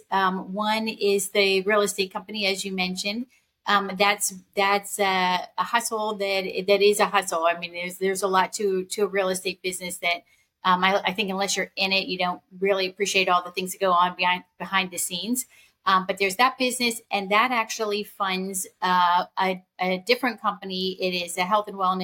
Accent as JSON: {"language": "English", "town": "Pittsburgh", "region": "Pennsylvania", "country": "United States", "tie": "born or raised there", "said": "I grew up in Pittsburgh. I spent most of my life there, most of my childhood, and through my first two degrees in Pittsburgh"}